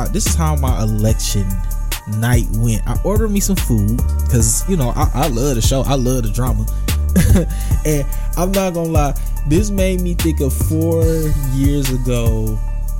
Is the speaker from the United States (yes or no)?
yes; Michigan, United States; I was so disappointed in my home state. I was so disappointed in Michigan